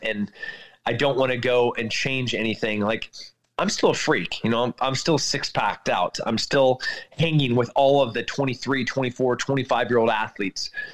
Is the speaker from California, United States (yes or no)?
yes; California, United States; moved away; I'm, I'm from California